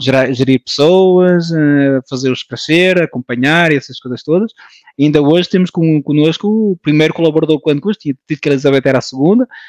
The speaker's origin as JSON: {"language": "Portuguese", "country": "France", "tie": "born or raised there", "moved": "as an adult", "lives_now": "Portugal", "said": "Nasci em França, de pais portugueses, um, ah, uma família de imigrantes"}